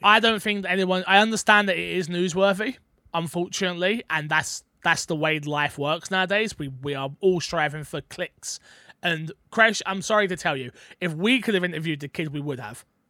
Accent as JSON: {"language": "English", "region": "London", "country": "United Kingdom", "said": "I'm from London"}